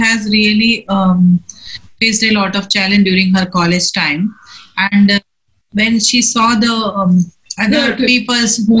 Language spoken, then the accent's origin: English; Bangalore, Karnataka, India; I'm from Bangalore, from Takikumiya, for Tabat.